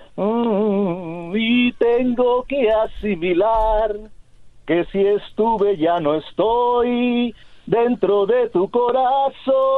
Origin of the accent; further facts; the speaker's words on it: Caracas, Capital District, Venezuela; now in Pomona, United States; Yo soy originario de Venezuela, Caracas